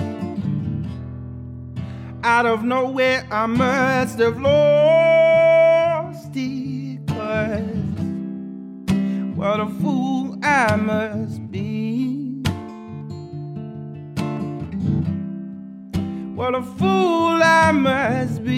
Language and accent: English; Baton Rouge, Louisiana, United States; I'm from Baton Rouge.